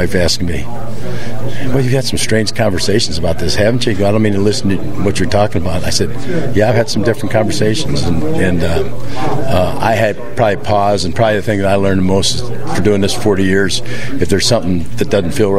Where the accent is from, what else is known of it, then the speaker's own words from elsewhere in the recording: Aurora, Illinois, United States; moved away; I grew up in Aurora